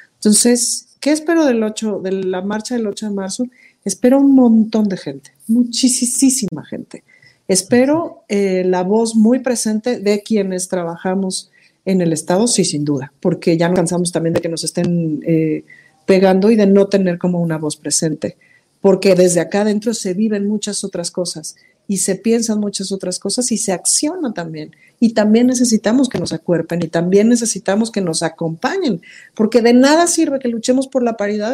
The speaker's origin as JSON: {"language": "Spanish", "country": "Mexico", "said": "soy mexicana"}